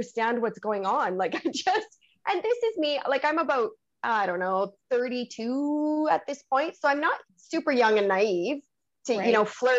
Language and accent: English; Canada; I'm French Canadian